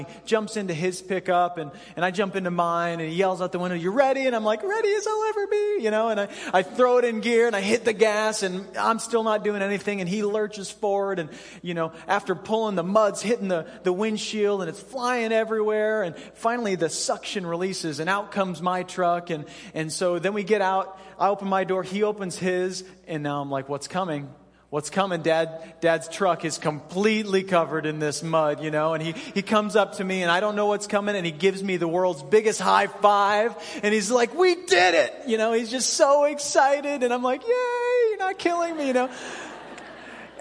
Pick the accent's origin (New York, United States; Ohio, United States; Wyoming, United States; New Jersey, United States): Wyoming, United States; Cheyenne; I grew up in Cheyenne, Wyoming, and in the springtime in Cheyenne, it's a lot like Alaska.